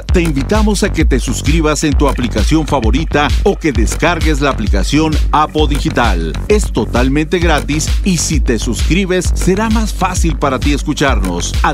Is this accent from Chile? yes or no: yes; Chile; Decirles que para nosotros, como chilenos, México es un país muy significativo, con el que en diferentes ocasiones de nuestra historia hemos experimentado el valor de la solidaridad y el aprendizaje recíproco.